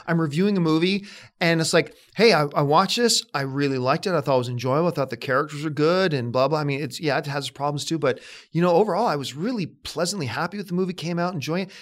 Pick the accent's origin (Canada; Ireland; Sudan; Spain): Canada; moved away as an adult; now in Los Angeles, United States; I'm from Canada